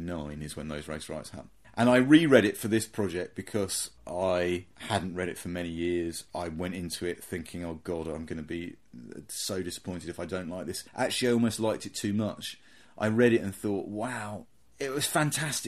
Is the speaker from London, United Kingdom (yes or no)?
yes; near Croydon, London, United Kingdom; I grew up near Croydon